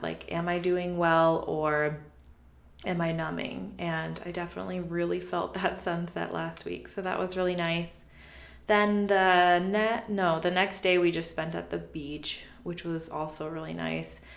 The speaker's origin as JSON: {"language": "English", "country": "United States", "tie": "born or raised there", "said": "We grew up around Lake Tahoe, and my mom had summers off because she worked in the kitchen."}